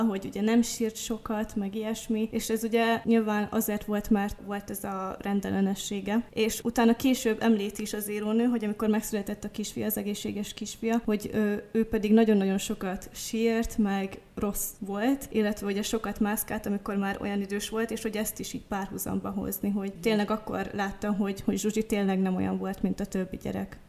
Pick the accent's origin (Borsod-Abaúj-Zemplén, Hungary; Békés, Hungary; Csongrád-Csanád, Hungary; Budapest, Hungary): Borsod-Abaúj-Zemplén, Hungary; moved away as an adult; also born or lived in Miskolc; now in Eger, Hungary; mivel mindketten borsodiak vagyunk, Miskolchoz is rengeteg közünk van, én oda jártam például Gimibe is